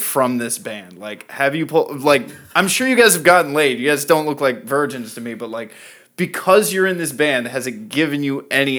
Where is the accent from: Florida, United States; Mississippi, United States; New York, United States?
Florida, United States; Tampa; moved away; I grew up in Florida, but like Tampa Bay area.